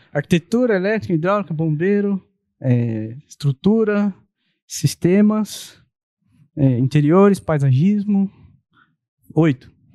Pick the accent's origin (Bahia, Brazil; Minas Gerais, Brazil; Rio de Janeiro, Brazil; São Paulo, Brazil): São Paulo, Brazil; Santo André; eu sou de Santo André, moro lá nesse endereço que eu moro desde 2009